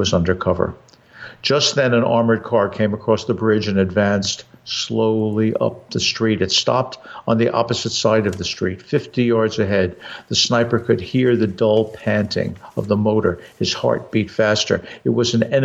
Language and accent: English; New York, United States; growing up in New York